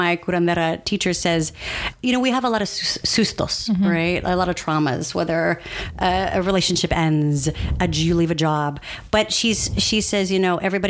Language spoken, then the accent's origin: English; San Antonio, Texas, United States; moved away as an adult; also born or lived in New York City; I was born in San Antonio, Texas. Mm-hmm. My parents were born in San Antonio, Texas